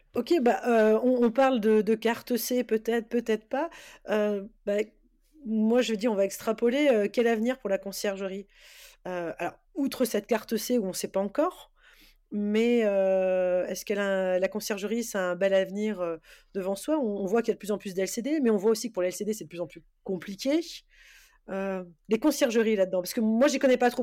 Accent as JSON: {"language": "French", "area": "Alsace", "region": "Grand Est", "country": "France", "said": "Je suis d'Alsace, mais je vais gérer sur sur Paris"}